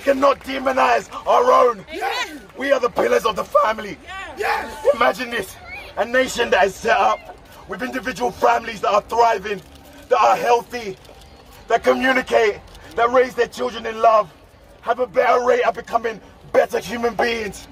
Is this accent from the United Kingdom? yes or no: yes; London, United Kingdom; I'm 28 years old, born and raised in London